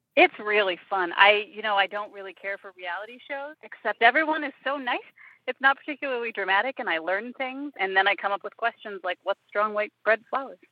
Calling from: Kalamazoo, Michigan, United States; I'm calling from Kalamazoo, Michigan

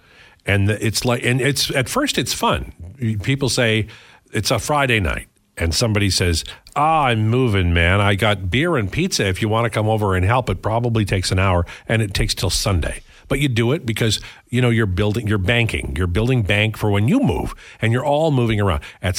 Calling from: Calgary, Alberta, Canada; I'm tuning in from Calgary using the iHeartRadio app.

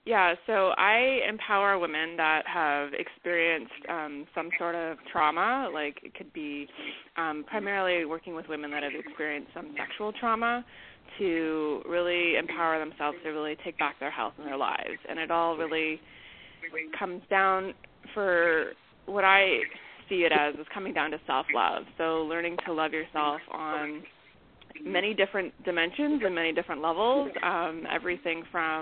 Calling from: New York City, New York, United States; From New York City.

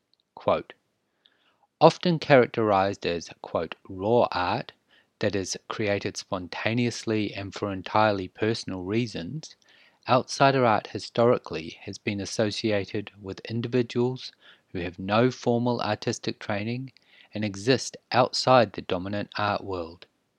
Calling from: New Zealand; I am podcasting from Aotearoa, New Zealand. We are in the South Pacific Ocean, just east of Australia and very far west of South America.

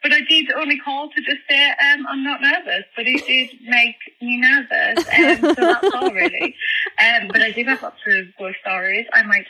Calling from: London, United Kingdom; accent: British; I'm calling from London.

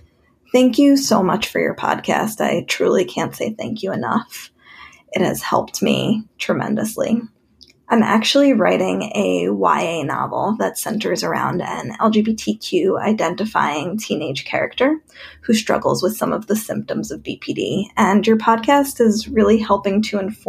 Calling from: New York, United States; I'm calling in from New York

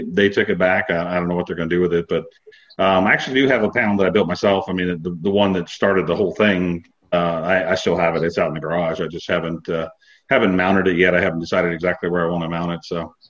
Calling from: Ohio, United States; North of Columbus, Ohio.

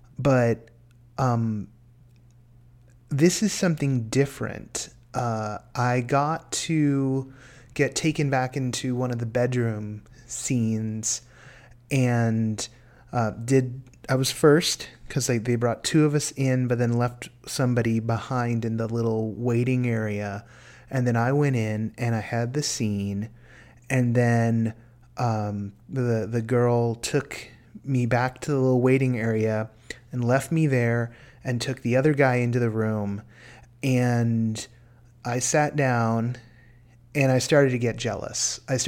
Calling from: California, United States; from California.

